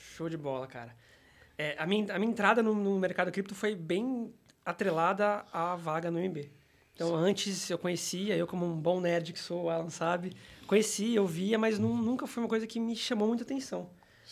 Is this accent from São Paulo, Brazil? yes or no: yes; São Paulo, Brazil; sou de São Paulo também, nascido e criado aqui.